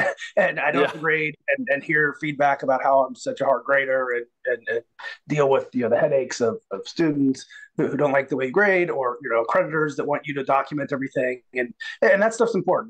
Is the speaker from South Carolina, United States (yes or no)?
no; Arcadia, Florida, United States; moved away as an adult; also born or lived in Miami, Florida; I grew up in a small town. I lived in Miami the first half of my childhood. I'm from Florida, fifth generation native. And around third grade, we moved to a little town about 2 hours north in the interior of the state, a rural area called Arcadia.